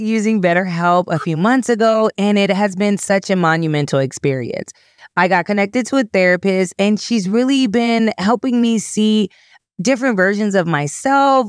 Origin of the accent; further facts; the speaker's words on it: California, United States; I'm from Cali